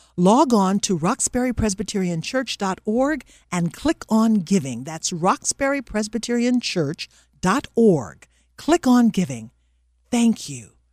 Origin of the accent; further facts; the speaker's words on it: Little Rock, Arkansas, United States; moved away as an adult; also born or lived in Michigan; I missed my hometown of Little Rock